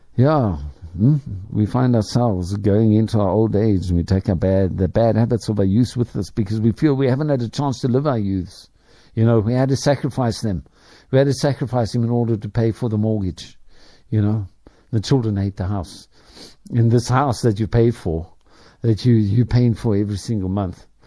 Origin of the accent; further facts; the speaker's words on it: Ireland; now in South Africa; I speak as an Irishman